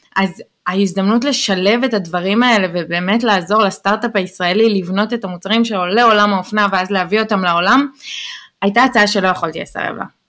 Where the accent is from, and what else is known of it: Israel; first language Hebrew; moved away as an adult; now in New York, United States